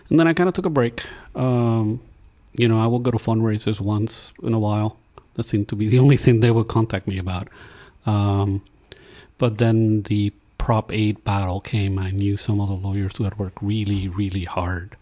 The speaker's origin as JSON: {"language": "English", "country": "Puerto Rico", "moved": "yes", "said": "I'm from Puerto Rico, in the times when we all had electricity"}